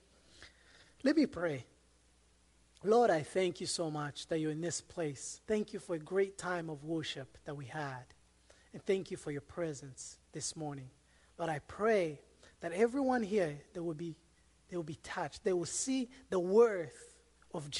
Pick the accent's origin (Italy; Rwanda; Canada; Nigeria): Rwanda; born or raised there; moved away as an adult; also born or lived in Democratic Republic of the Congo; now in United States